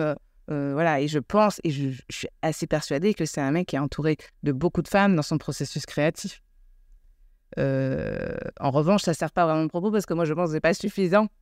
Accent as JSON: {"language": "French", "country": "United States", "tie": "born or raised there", "moved": "yes", "lives_now": "France", "said": "j'ai grandi aux États-Unis"}